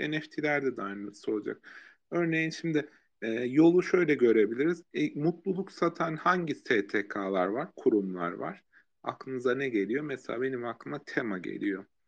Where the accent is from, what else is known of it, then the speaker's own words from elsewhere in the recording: Erzurum, Turkey; ben mesela Erzurum'da büyüdüm